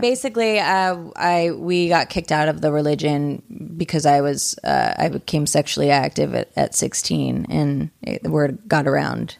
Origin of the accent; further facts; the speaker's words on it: Pennsylvania, United States; moved away; my sister just moved back to my hometown